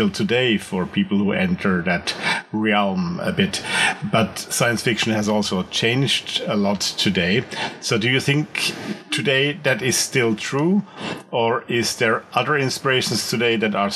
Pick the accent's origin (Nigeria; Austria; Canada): Austria; also born or lived in Switzerland; I'm from Austria. I was born in Switzerland